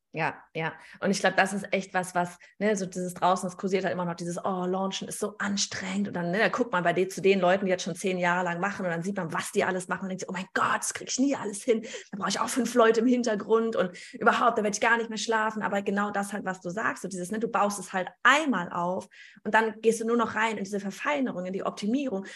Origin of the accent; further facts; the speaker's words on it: Gelsenkirchen, North Rhine-Westphalia, Germany; accent: Gelsenkirchnerisch; wir sind beide aus Gelsenkirchen.